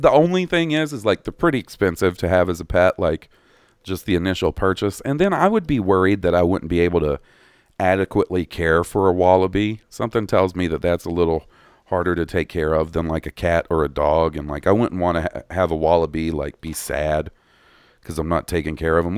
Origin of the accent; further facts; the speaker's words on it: Columbus, United States; growing up in Columbus with the Air Force Base right there, seeing planes is super common.